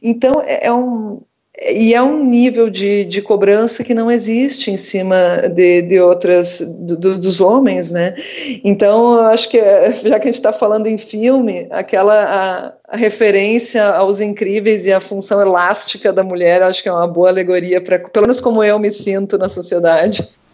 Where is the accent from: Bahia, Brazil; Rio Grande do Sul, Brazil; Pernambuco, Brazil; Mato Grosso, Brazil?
Rio Grande do Sul, Brazil; Brazil–Uruguay border region; moved away; da região de onde eu vim, né, da fronteira com o Rio Grande do Sul, da fronteira entre o Brasil e o Uruguai.